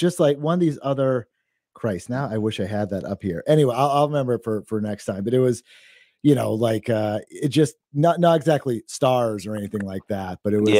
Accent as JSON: {"language": "English", "region": "Western Maine", "country": "United States", "tie": "born or raised there", "said": "where I grew up in Western Maine out in the sticks"}